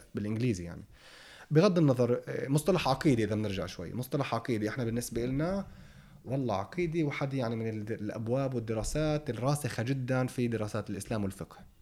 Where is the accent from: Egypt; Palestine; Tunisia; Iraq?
Palestine